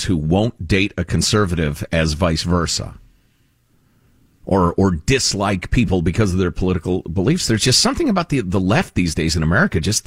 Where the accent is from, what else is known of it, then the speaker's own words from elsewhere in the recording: Chicago, Illinois, United States; I grew up in Chicago